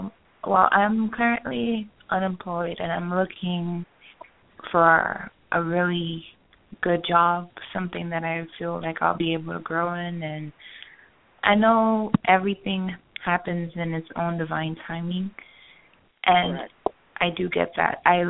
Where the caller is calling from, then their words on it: Florida, United States; I'm calling from Florida.